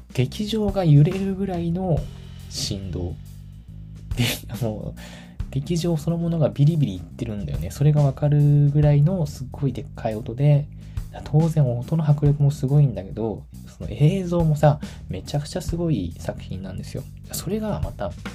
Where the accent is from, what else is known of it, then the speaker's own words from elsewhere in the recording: Tachikawa, Tokyo, Japan; 私の地元が立川東京の立川っていうエリアなんだけど